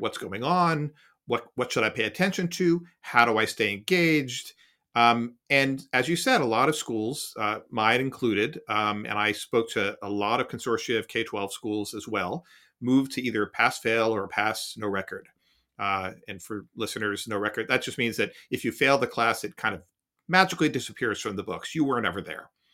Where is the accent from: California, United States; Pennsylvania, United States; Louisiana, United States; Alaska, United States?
Pennsylvania, United States; Philadelphia; a newspaper I read as a kid growing up in Philadelphia